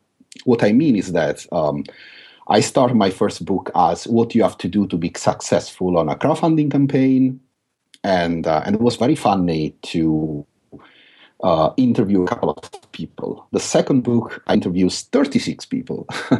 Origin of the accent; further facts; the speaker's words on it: London, United Kingdom; I believe part of the reason is because I'm from London.